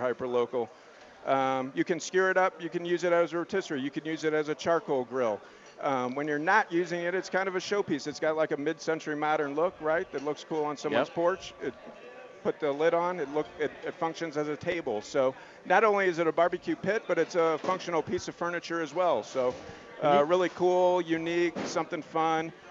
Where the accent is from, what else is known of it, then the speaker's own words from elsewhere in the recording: Missouri, United States; now in Denver, United States; I grew up in Missouri, so I'm you know from the Midwest